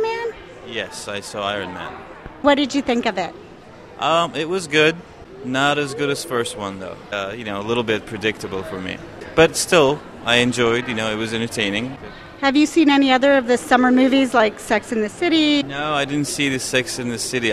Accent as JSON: {"language": "English", "region": "New York", "country": "United States", "said": "I'm from New York"}